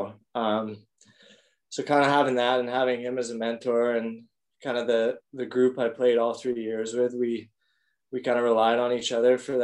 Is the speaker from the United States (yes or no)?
no; Calgary, Alberta, Canada; moved away as an adult; also born or lived in Fort McMurray, Alberta; I grew up in Calgary